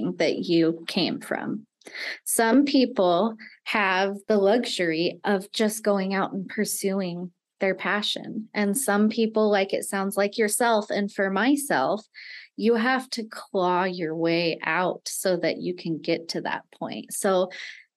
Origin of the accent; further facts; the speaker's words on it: Nevada, United States; moved away as an adult; I grew up in Nevada